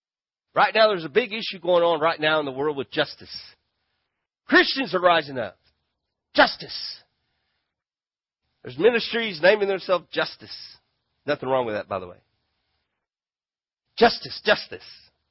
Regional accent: Grand Prairie, Texas, United States; I'm a Texan. I'm from Grand Prairie, and there's something about justice I want.

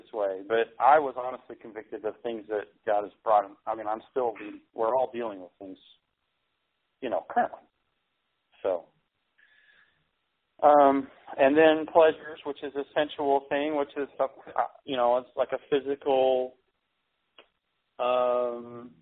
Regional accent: United States; I'm American

